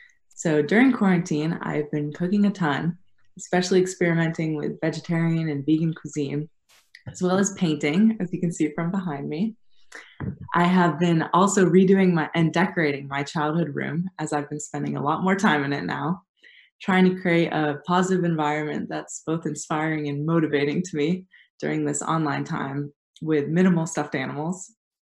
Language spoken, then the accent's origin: English; San Diego, California, United States; also born or lived in Vermont; as Ziad said, I am from San Diego, California. I am currently a rising junior at the University of Vermont